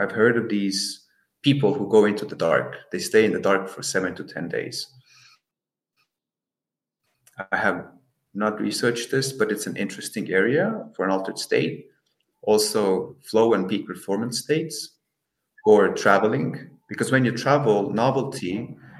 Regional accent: Estonia; now in Netherlands; I'm from Estonia, I'm in the Netherlands, I've lived in a lot of places

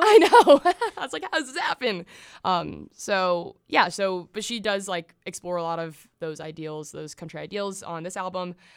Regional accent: the South, United States; I grew up in the South

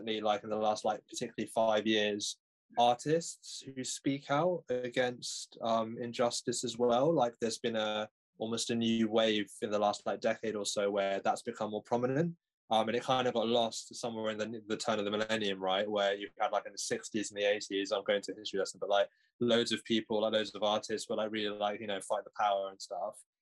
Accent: London, United Kingdom; I've grown up in North London my whole life.

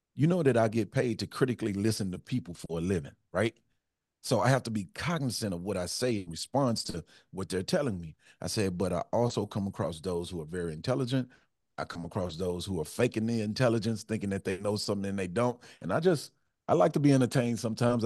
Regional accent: Houston, Texas, United States; I grew up in Fifth Ward.

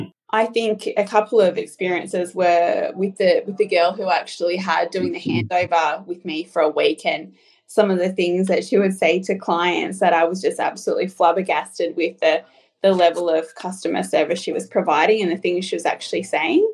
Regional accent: Nowra, New South Wales, Australia; also born or lived in Newcastle, New South Wales; now in Melbourne, Australia; Nowra, which is my hometown in New South Wales

